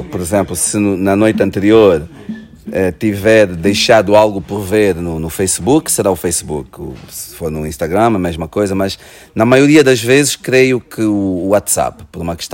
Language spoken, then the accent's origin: Portuguese; Luanda Province, Angola; moved away as an adult; now in Portugal; Porque eu, eu vim de Angola com 18 anos e, e quando emigrei para Portugal eu já era muito angolano, não é?